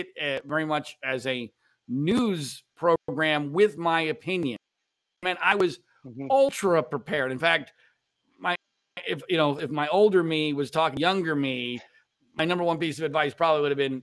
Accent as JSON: {"language": "English", "region": "Pennsylvania", "country": "United States", "tie": "born or raised there", "moved": "as an adult", "said": "growing up in Pennsylvania, but not in state college"}